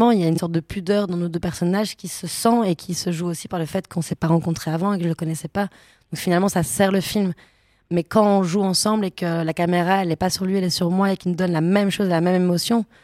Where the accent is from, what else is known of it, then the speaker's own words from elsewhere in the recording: Brussels, Belgium; accent: Belgian; je devais reprendre mon accent belge et mon accent bruxellois